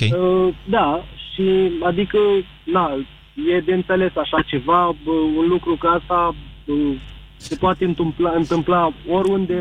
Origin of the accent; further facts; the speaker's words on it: Jordan; moved away as an adult; now in Romania; m-am născut în Iordania